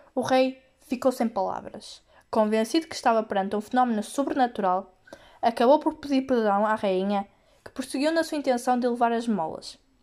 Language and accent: Portuguese; Portugal; sou de Portugal e do décimo E da Escola Secundária Penafiel